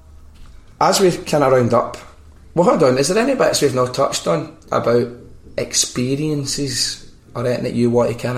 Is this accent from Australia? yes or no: no; Scotland, United Kingdom; moved away as an adult; now in Barcelona, Spain